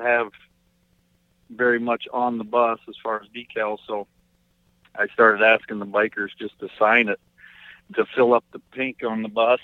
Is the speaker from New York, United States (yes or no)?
no; Bancroft, Iowa, United States; my hometown of Bancroft